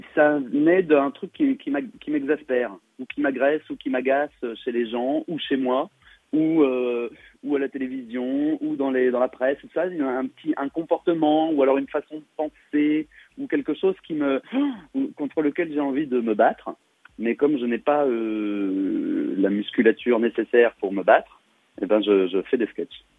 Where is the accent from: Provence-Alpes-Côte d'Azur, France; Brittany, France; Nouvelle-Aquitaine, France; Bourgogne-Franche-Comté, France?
Bourgogne-Franche-Comté, France; Saône-et-Loire; j'ai grandi en Saône-et-Loire, ouais. J'ai fait toutes mes études en Saône-et-Loire